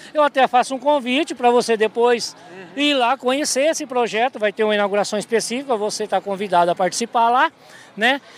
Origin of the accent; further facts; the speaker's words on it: Ouroeste, São Paulo, Brazil; also born or lived in Formosa, Goiás; now in Luís Eduardo Magalhães, Brazil; Eu sou paulista, eu sou da região noroeste paulista, eu sou de uma cidadezinha chamada Oroeste